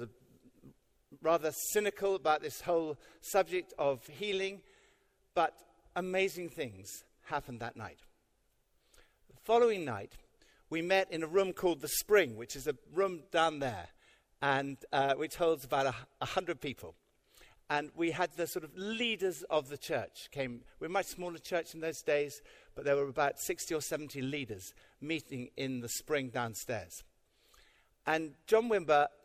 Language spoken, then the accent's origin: English; United Kingdom; we're British